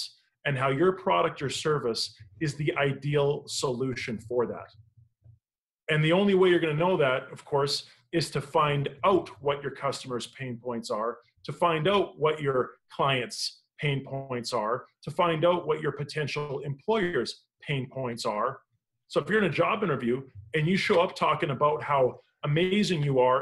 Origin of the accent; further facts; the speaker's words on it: Canada; I'm Canadian